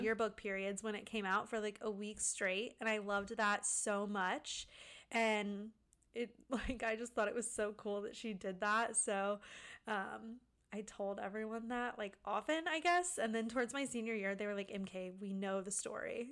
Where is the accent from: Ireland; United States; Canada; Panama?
United States; Pensacola, Florida; moved away as an adult; now in Orlando, United States; I grew up in Pensacola with Cressy